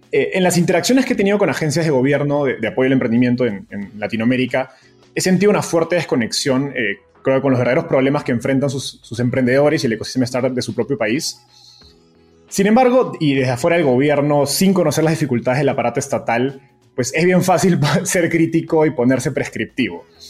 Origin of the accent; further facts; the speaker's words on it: Peru; now in Mexico; siendo peruano